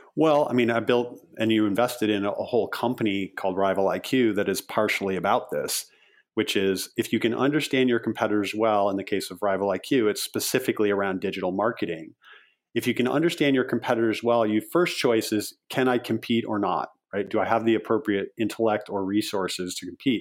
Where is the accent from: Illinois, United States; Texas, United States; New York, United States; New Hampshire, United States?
Illinois, United States; Chicago; I grew up sailing and I'm from the Chicago area. I grew up sailing on Lake Michigan.